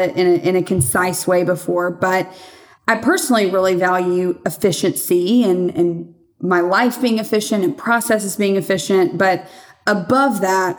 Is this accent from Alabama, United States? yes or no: yes; Birmingham, Alabama, United States; born and raised in Birmingham, Alabama.